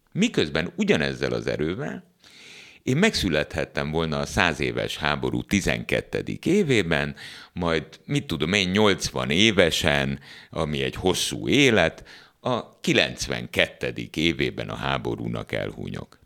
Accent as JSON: {"language": "Hungarian", "country": "Hungary", "tie": "born or raised there", "said": "Abban az országban, ahol én születtem, és ahol ma is vagyok"}